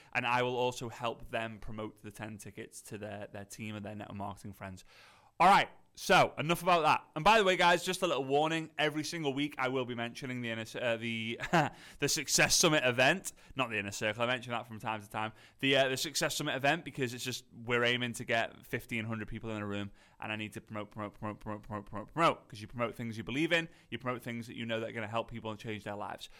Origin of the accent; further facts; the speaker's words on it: Liverpool, North West England, United Kingdom; accent: posh Scouse; I'm from Liverpool. At north of Liverpool, a lot of people say it's, like, posh Scouse.